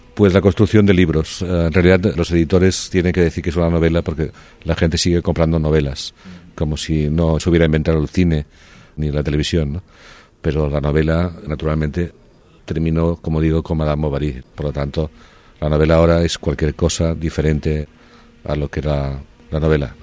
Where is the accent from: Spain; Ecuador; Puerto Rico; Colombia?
Spain; Barcelona, Catalonia; moved away as an adult; also born or lived in Paris; volví en diciembre a Barcelona para pasar la Navidad en casa de mis padres